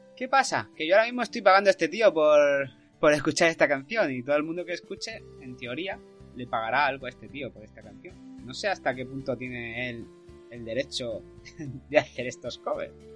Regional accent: Spain; soy español

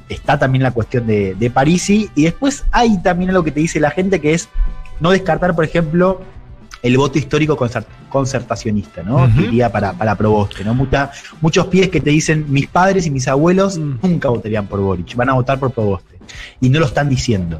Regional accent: Argentina; now in Chile; Yo soy periodista argentina

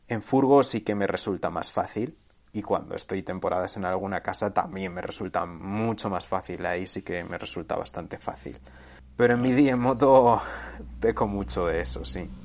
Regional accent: Segovia, Castile and León, Spain; mi pueblo de Segovia

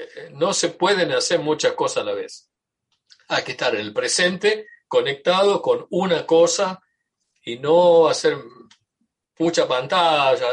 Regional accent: Tucumán, Argentina; now in United States; yo soy tucumano, argentino y tengo eh, una identificación cultural muy fuerte con, mi, con mi país

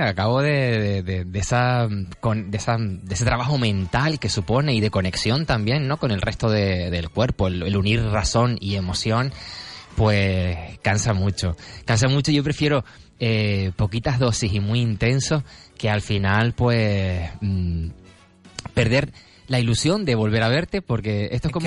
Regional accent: Gáldar, Canary Islands, Spain; yo vengo de Galdar

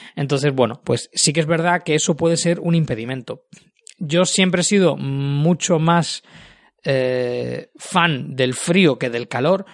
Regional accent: Canary Islands, Spain; now in Tallinn, Estonia; yo que vengo precisamente de las Islas Canarias

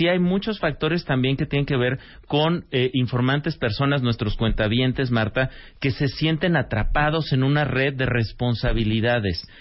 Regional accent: Mexico; como mexicanos

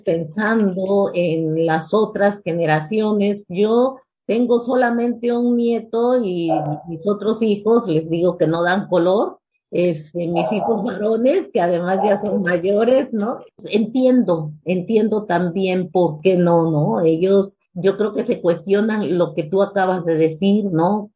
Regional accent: Mexico; also born or lived in Mexico City; yo pues soy producto del 68, ¿no? En nuestro país

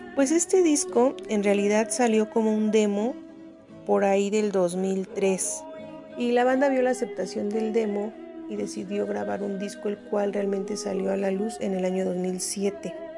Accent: Durango, Mexico; soy originaria de Durango, Durango

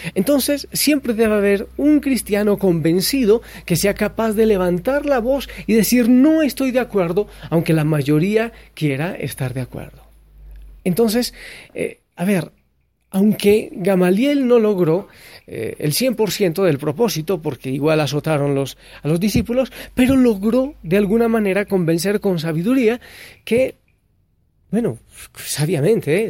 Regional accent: Colombia; el país en el que yo nací, en Colombia

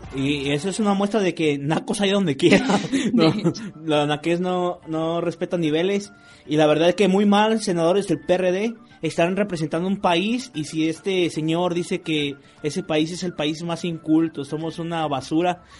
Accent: Mexico; uno como mexicano de a pie

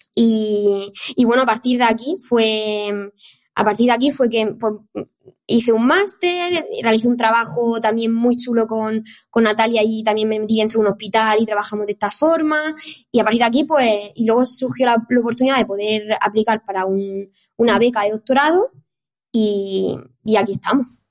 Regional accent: Murcia, Region of Murcia, Spain; moved away as an adult; now in Barcelona, Spain; soy de Murcia, entonces yo empecé a estudiar la carrera de ciencia del deporte ahí en Murcia

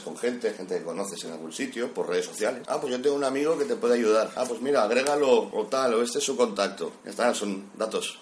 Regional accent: Cubelles, Catalonia, Spain; soy de Cubellas, Barcelona

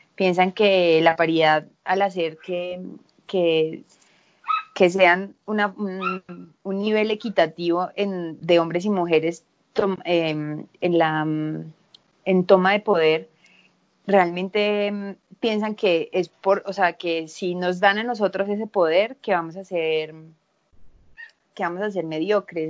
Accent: Medellín, Antioquia, Colombia; also born or lived in Spain; yo soy de Medellín

